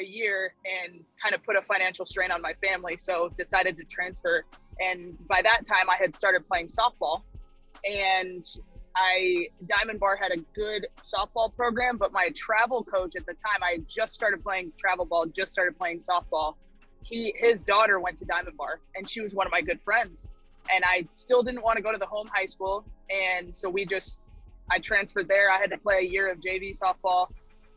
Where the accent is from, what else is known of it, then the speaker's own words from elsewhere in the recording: Azusa, California, United States; I'm from Southern California. Mm-hmm. So like greater Los Angeles area. I grew up in a city called Azusa, California